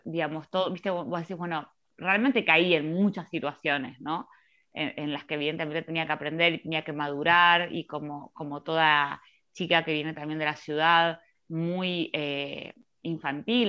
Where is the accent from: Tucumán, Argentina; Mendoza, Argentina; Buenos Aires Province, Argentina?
Buenos Aires Province, Argentina; Mar del Plata; moved away as an adult; now in Buenos Aires, Argentina; vivo en Capital Federal ya hace 11, pero efectivamente soy de Mar del Plata.